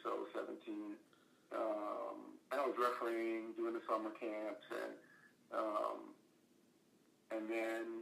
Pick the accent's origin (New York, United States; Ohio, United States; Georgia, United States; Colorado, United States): Georgia, United States; Atlanta; also born or lived in New Orleans, Louisiana; I was born in New Orleans, and then my dad got a job in Atlanta, so we moved up to Atlanta. And I don't know, I was 6 years old, 7 years old, somewhere in that range